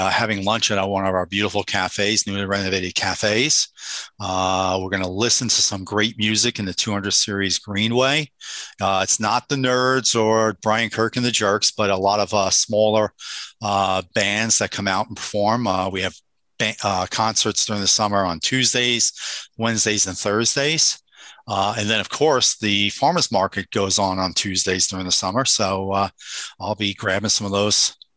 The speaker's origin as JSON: {"language": "English", "area": "Long Island", "region": "New York", "country": "United States", "tie": "born or raised there", "also_born_or_lived": "Bronx", "said": "I grew up on Long Island during their 4 Stanley Cups"}